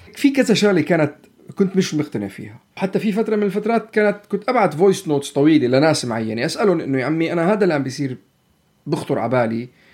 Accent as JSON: {"language": "Arabic", "country": "Palestine", "said": "نحن كفلسطينية نحن كعرب نحن كمسلمين"}